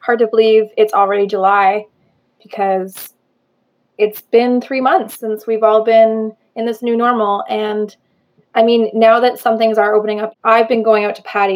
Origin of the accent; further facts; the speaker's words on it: Ottawa, Ontario, Canada; moved away as an adult; also born or lived in Kingston; I'm originally from Ottawa, I came to Queen's in 2008